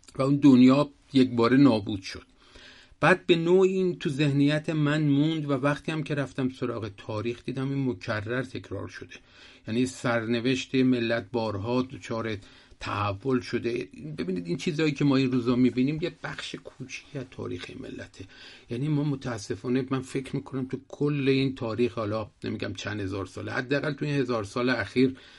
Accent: Shiraz, Fars, Iran; یادم میاد شیراز که بودیم

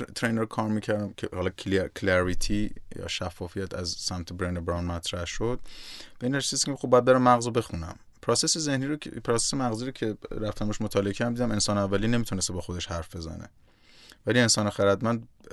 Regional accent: Iran; moved away; also born or lived in Nigeria; من در جایی که ایران به دنیا آمدم

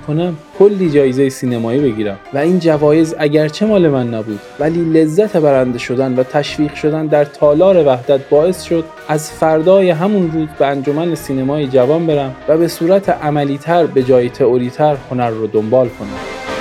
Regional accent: Iran; من ایرانیم

